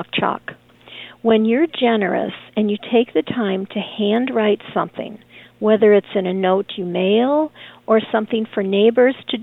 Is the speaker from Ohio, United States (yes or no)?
no; Chicago, Illinois, United States; I grew up in Chicago on the streets